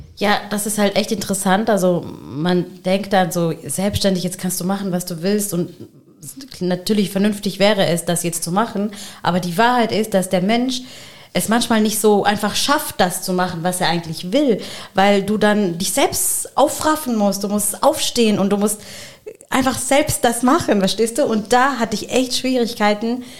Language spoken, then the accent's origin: German; Germany; habe halt pakistanische Wurzeln und mein Mann hat palästinensische Wurzeln und wir sind in Deutschland aufgewachsen